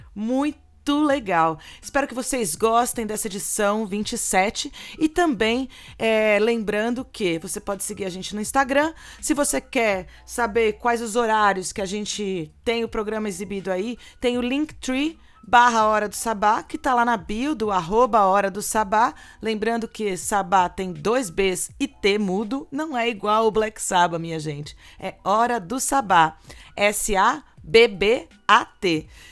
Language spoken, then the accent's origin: Portuguese; São Carlos, São Paulo, Brazil; aqui em São Carlos, na minha cidade natal